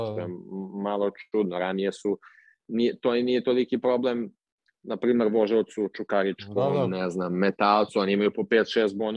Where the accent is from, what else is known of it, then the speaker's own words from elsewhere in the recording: Serbia; now in Portugal; kod nas u Srbiji